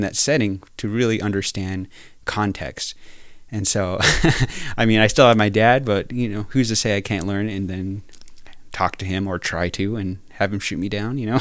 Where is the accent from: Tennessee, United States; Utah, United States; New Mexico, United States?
New Mexico, United States; moved away as an adult; now in North Dakota, United States; I grew up in New Mexico, uh, part of the, part of the Navajo Nation, the Diné people.